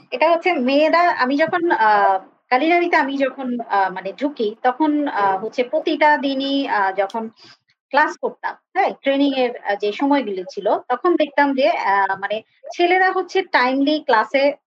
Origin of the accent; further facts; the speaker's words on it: Comilla, Chittagong Division, Bangladesh; আমার শহর কিন্তু কুমিল্লা